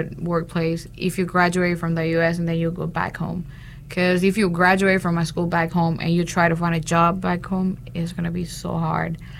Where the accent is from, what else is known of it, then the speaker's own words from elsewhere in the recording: San Pedro Sula, Cortés, Honduras; English is a second language; moved away as an adult; now in North Carolina, United States; I was born and raised in San Pedro Sula, Honduras.